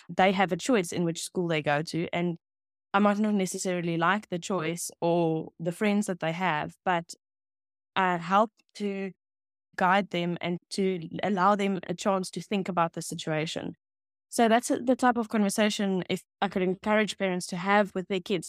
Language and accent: English; Pretoria, Gauteng, South Africa; English is a second language; I grew up in Pretoria East in the N T A community